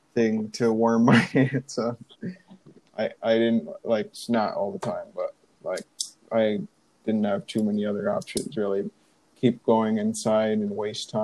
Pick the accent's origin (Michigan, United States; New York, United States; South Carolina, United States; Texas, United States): New York, United States; upstate; moved away as an adult; also born or lived in Arizona; I'm from New York's upstate, but I've almost been here longer or the same time as I've been in New York